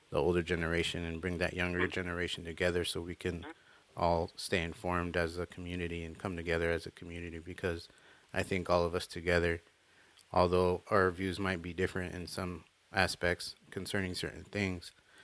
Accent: Tucson, Arizona, United States; Yeah, I'm from Tucson. I'm born and raised. Born in 1983.

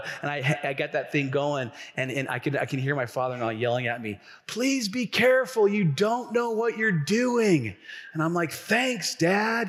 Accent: Tacoma, Washington, United States; I grew up here in Tacoma

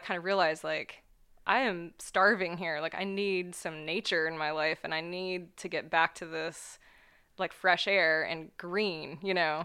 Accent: Ohio, United States; also born or lived in New York; the small town where I grew up in Ohio

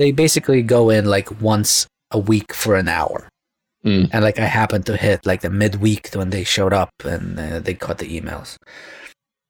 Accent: New York City, New York, United States; also born or lived in Russia; when I was growing up in Brooklyn

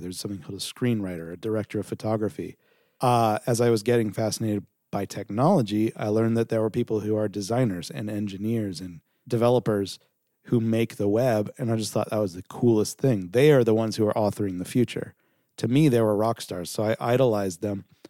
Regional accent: Southern California, United States; also born or lived in New York; I moved back out to L A. I'm from Southern California.

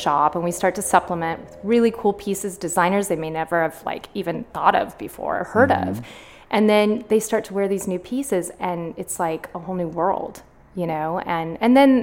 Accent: Sacramento, California, United States; also born or lived in Berkeley; I was born and raised in Sacramento

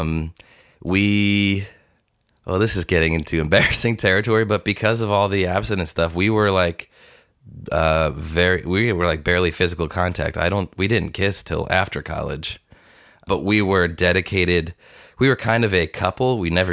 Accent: Long Island, New York, United States; moved away as an adult; also born or lived in Tulsa, Oklahoma; I'm coming from Long Island, where I didn't know Christians

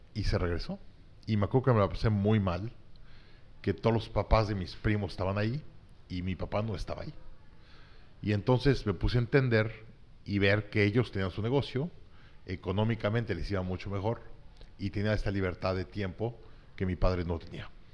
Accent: Mexico City, Mexico; also born or lived in Monterrey, Nuevo León, Mexico; nací en Monterrey. A los tres meses de vida me mudé a la Ciudad de México. Mi papá le dio un trabajo en el gobierno

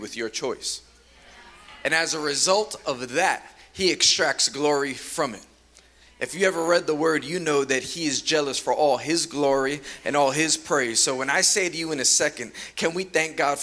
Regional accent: New York City, New York, United States; I'm from Queens, New York

